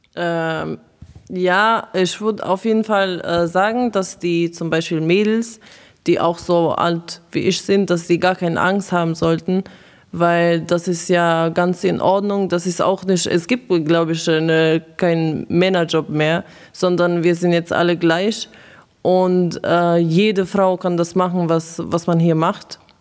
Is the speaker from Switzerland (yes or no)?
no; Croatia; now in Germany; ich komme äh, aus Kroatien